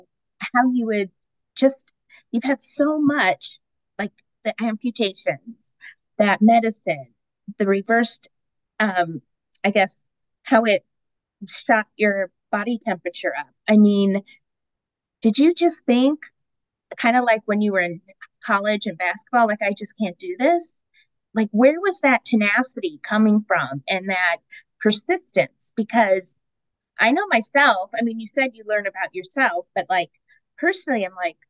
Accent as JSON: {"language": "English", "town": "Aurora", "region": "Colorado", "country": "United States", "tie": "born or raised there", "moved": "yes", "said": "I grew up in Aurora. Outside of Denver"}